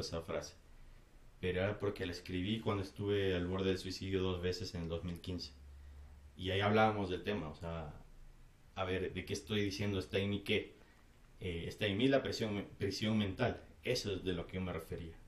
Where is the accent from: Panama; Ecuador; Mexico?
Ecuador; soy ecuatoriano